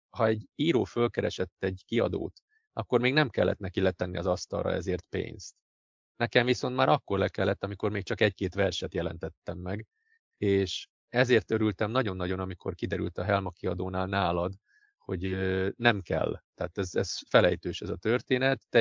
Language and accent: Hungarian; Budapest, Hungary; born there; also born or lived in Szilvásvárad; voltam Budapesten, születtem, ugye nagyon sokat voltam Budapesten, Szilvásvárada is költöztem, egy időig ott éltem, aztán újra Budapeste